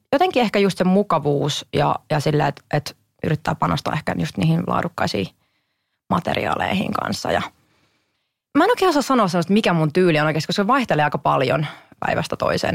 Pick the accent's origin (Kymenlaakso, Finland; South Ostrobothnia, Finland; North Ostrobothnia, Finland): Kymenlaakso, Finland; Kotka; me tultiin aina Hesaa oikeasti Kotkasta itikseen shoppailemaan